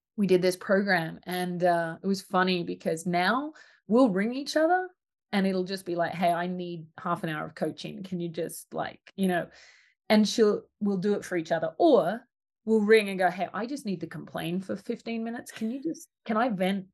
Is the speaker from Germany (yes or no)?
no; Australia; The little country town I grew up in in Australia didn't have a preschool